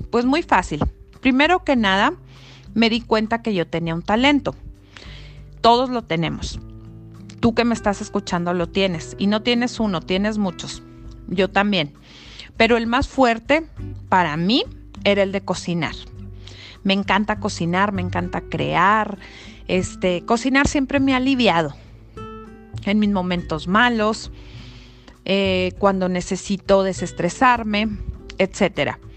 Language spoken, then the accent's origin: Spanish; Chihuahua, Mexico; soy de Chihuahua, Chihuahua, norteña de corazón